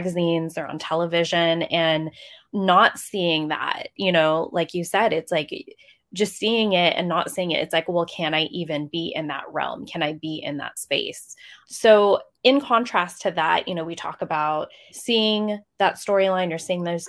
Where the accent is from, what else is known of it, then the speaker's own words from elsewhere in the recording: Philippines; Like I personally grew up, you know, being Filipino, I heard the word Filipino thrown around as a joke usually, but I would never see them on screen.